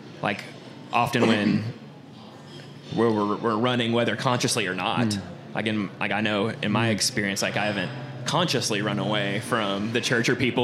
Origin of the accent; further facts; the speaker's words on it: Longview, Texas, United States; also born or lived in Dallas; now in Tyler, United States; we grew up in Longview, but my wife and I lived in Dallas for a number of years.